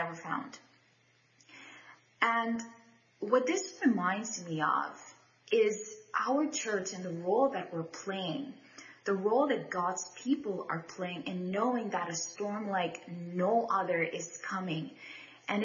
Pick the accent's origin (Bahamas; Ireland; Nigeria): Bahamas; I'm from the Bahamas